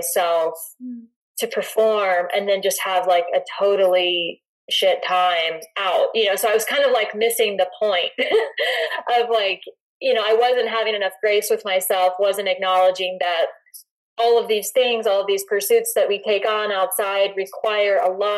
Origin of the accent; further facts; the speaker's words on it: North Carolina, United States; now in Boulder, United States; I grew up on the East Coast in North Carolina